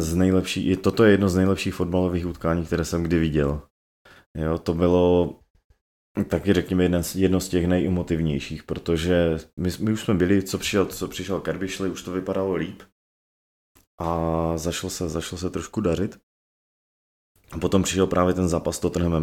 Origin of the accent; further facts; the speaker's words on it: Czechia; já jako Čech, jo, co- celý- do té doby cel- celý život žil v Česku